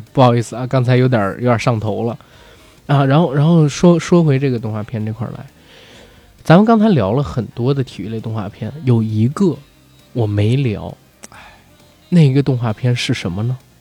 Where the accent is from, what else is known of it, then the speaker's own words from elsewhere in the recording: Beijing, China; 我们北京人